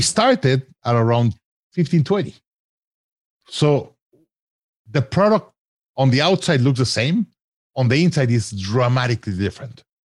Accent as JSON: {"language": "English", "country": "Mexico", "tie": "born or raised there", "said": "I grew up in Mexico"}